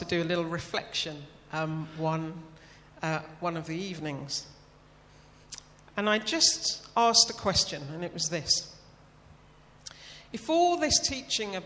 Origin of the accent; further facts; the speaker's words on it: United Kingdom; being the Brit in a room full of Americans